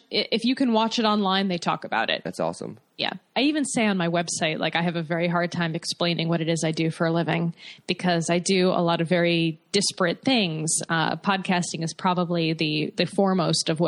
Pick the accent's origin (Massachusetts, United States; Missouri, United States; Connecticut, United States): Connecticut, United States; West Hartford; Oh, right on. I'm from West Hartford.